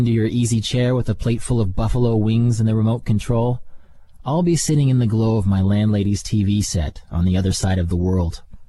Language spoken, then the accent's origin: English; United States; moved away as an adult; now in Thailand; As an American